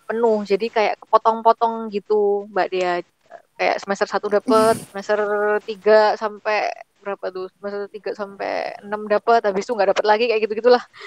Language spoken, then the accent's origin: Indonesian; Surabaya, East Java, Indonesia; moved away as an adult; also born or lived in Japan; saya kan dari Surabaya kota